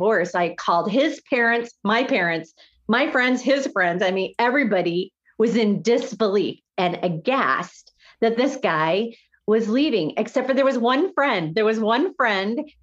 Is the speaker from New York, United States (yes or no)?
no; Iowa, United States; I went to high school here, was raised in Iowa, went to college in Iowa